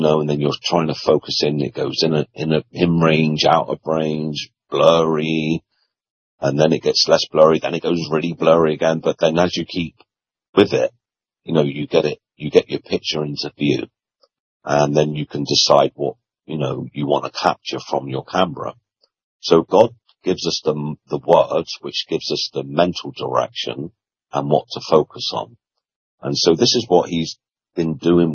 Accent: London, United Kingdom; I was born in 1967 in South Croydon in London.

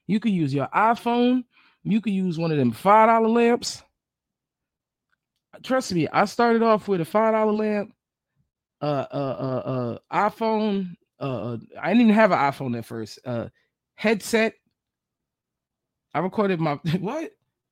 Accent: New York, United States; also born or lived in New Jersey / Atlanta; now in Florida, United States; I live in Florida. I'm from New York, and I lived in New Jersey. Did a little stint in Atlanta

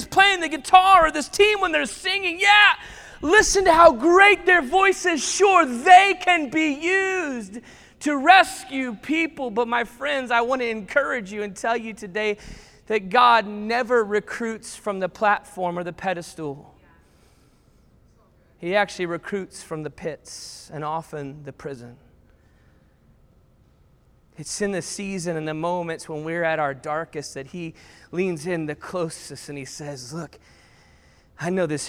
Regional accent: the South, United States; I grew up in the South

